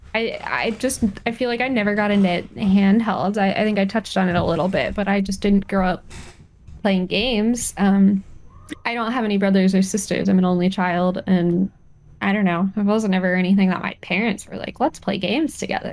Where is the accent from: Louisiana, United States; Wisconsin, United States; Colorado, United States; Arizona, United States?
Colorado, United States; moved away; I, spent some time growing up in Colorado, and sage is everywhere